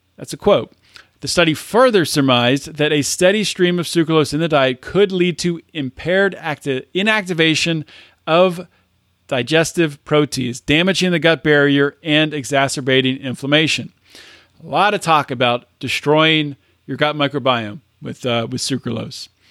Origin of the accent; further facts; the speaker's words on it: United States; I'm an American